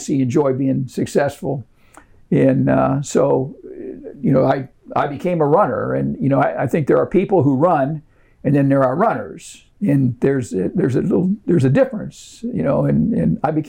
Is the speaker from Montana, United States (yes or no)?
no; Ohio, United States; I grew up in Ohio